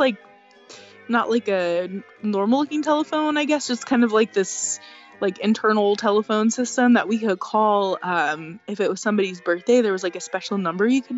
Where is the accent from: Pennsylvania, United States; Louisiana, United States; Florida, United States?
Louisiana, United States; now in New Jersey, United States; I'm from Louisiana